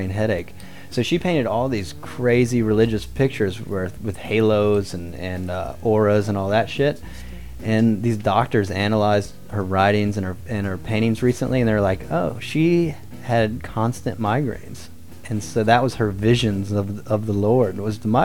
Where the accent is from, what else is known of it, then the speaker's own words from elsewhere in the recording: the South, United States; I'm from the South, and, you know, I was brought up with religion